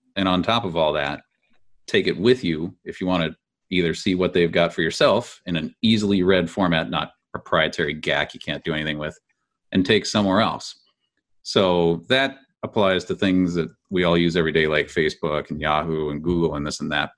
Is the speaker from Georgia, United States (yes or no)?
no; California, United States; Being a Californian